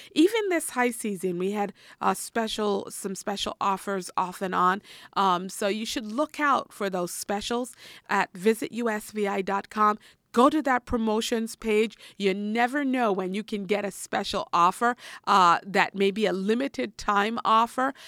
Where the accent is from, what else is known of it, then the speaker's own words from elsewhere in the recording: U.S. Virgin Islands; I'm from the Virgin Islands